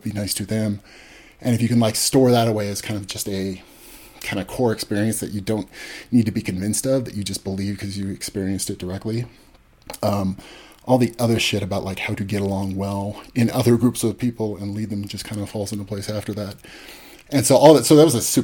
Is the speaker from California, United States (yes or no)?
yes; California, United States; we grew up in California